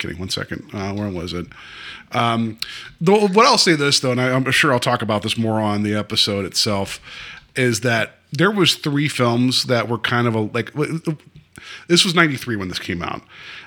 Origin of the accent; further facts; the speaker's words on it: West Virginia, United States; I'm from West Virginia